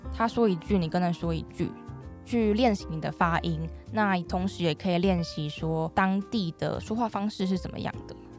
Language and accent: Chinese; Taiwan; moved away as an adult; also born or lived in Manchester, United Kingdom; 我未来如果回来台湾